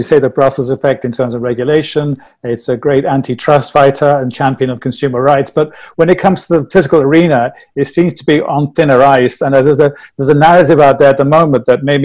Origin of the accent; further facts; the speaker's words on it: United Kingdom; Speaking as a Brit